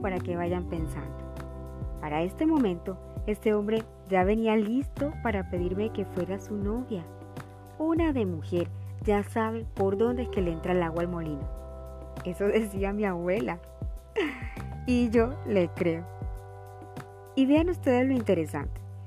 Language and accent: Spanish; Montería, Córdoba, Colombia; Montería, mi tierra del alma